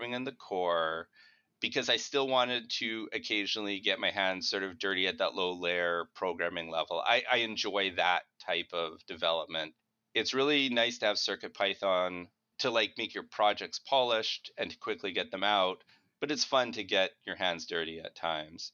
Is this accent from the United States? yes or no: no; Winnipeg, Manitoba, Canada; I'm from Winnipeg